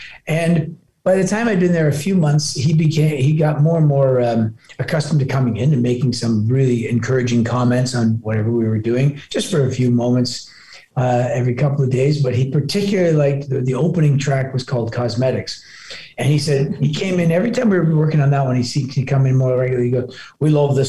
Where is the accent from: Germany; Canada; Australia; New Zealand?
Canada; Toronto, Ontario; born or raised there; also born or lived in Glasgow, Scotland